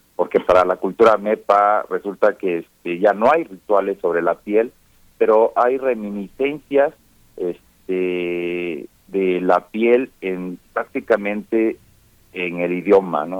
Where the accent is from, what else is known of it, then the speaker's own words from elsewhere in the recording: La Montaña region of Guerrero, Mexico; la región de donde yo soy, que es eh, la región de la montaña de Guerrero